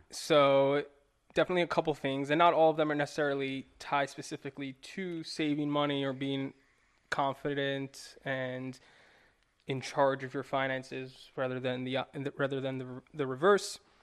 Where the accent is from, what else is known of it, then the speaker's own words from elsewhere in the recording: New York, United States; moved away as an adult; I'm from New York. I grew up there for twenty-five years